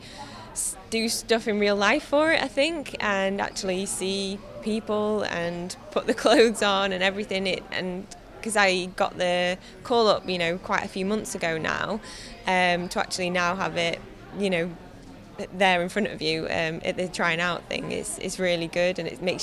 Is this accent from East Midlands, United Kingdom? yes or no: yes; Ashbourne, East Midlands, United Kingdom; from Ashbourne